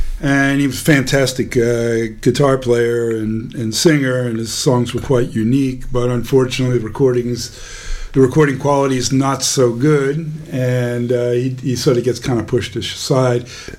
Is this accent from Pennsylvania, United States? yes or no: yes; Philadelphia, Pennsylvania, United States; born there; also born or lived in Baltimore / West Virginia / New Orleans; Well, I was born in Philadelphia.